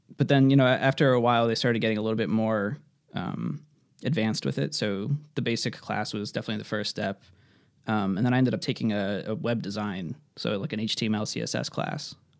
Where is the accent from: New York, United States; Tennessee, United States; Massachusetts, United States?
Massachusetts, United States; Worcester; for anyone that knows Massachusetts, I'm from the Worcester area